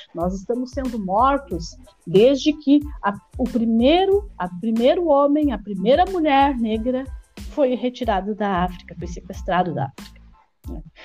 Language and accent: Portuguese; Osório, Rio Grande do Sul, Brazil; eu sou de Osório